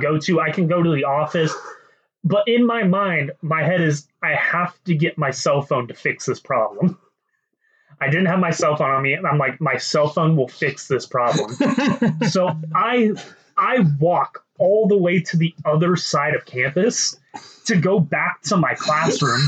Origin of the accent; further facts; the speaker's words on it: Kentucky, United States; moved away; I'm originally from Kentucky